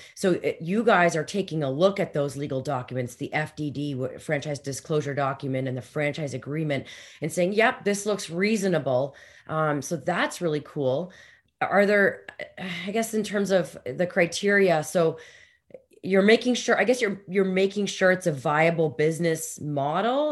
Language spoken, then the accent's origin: English; Canada; especially being Canadian